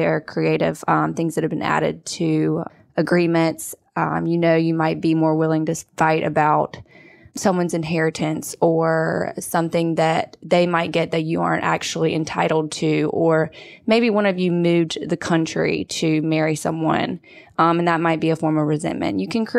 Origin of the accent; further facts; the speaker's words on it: Sanford, North Carolina, United States; I grew up in Sanford, North Carolina, a small town, lived in Raleigh and Greensboro, and now I'm here working for Lee in family law.